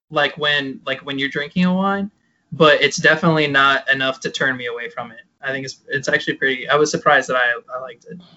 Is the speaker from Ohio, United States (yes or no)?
yes; outside Toledo, Northwest Ohio, United States; now in Cincinnati, United States; I go to the University of Cincinnati, so that's why I'm living down here now. But I grew up in Northwest uh, Ohio in a little town outside of Toledo, uh, pretty far outside of Toledo.